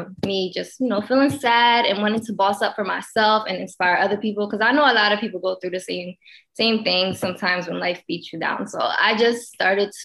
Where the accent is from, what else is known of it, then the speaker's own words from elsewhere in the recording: Pennsylvania, United States; moved away as an adult; now in Los Angeles, United States; I'm originally from Pennsylvania.